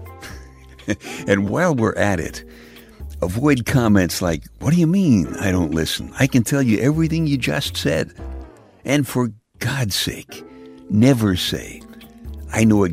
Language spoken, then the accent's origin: English; Brooklyn, New York, United States; now in Pennsylvania, United States; My brother Jeff and I grew up in Brooklyn